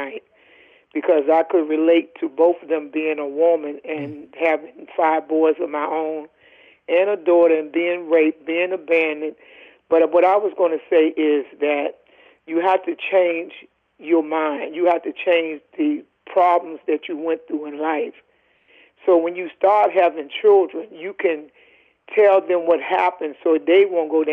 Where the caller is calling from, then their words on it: Lindenhurst, New York, United States; I'm calling from Lindenhurst, New York